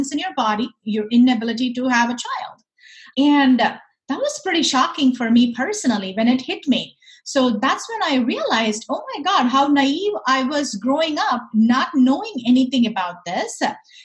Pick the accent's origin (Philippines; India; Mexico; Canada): India; moved away; I grew up in India. Growing up in India, I was surrounded by people